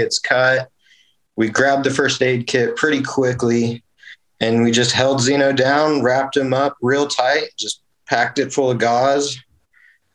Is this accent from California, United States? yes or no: no; Wichita, Kansas, United States; moved away as an adult; also born or lived in Montana; now in Paola, United States; I'm originally from Wichita, Kansas, but I'm now in Paola, Kansas, just south of Kansas City area.